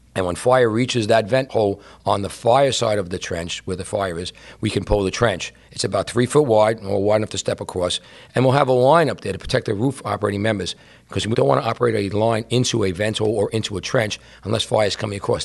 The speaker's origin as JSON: {"language": "English", "town": "New York City", "region": "New York", "country": "United States", "tie": "born or raised there", "said": "I grew up in Brooklyn, and my building was like a U-shaped."}